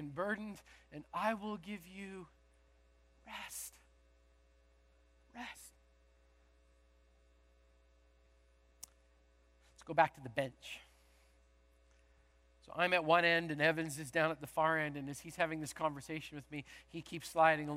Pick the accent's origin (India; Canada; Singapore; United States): Canada; moved away; originally I'm from Canada